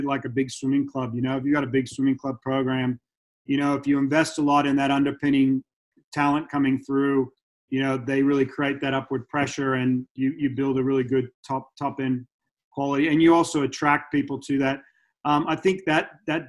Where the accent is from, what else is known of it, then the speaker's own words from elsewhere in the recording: United States; now in Australia; I grew up in the States, so I've got that college experience, high school and dual meets